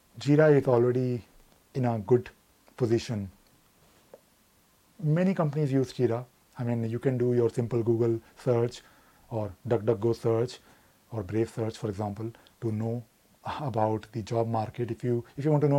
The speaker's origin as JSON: {"language": "English", "region": "Delhi", "country": "India", "said": "I'm from Delhi, but I have traveled India quite a lot"}